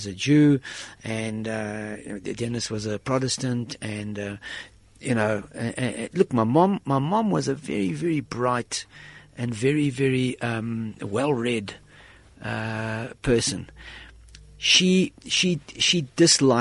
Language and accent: English; Gweru, Midlands, Zimbabwe; moved away; also born or lived in Rochdale, England / South Africa; I grew up on his farm in Gwelo in Zimbabwe